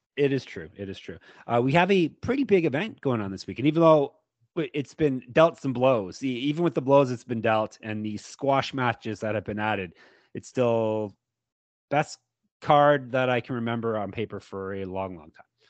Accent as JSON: {"language": "English", "country": "Canada", "said": "I am Canadian, as I've been told you can tell by my voice"}